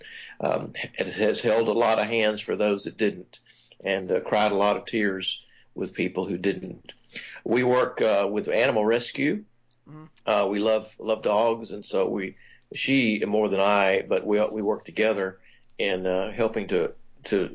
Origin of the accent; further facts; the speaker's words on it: Georgia, United States; I was born in Georgia many, many years ago and grew up there